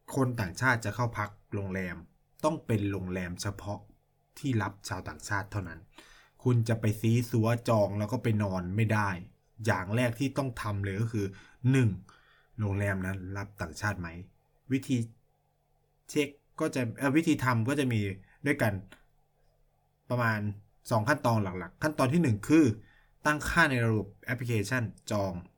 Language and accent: Thai; Thailand; moved away as an adult; now in China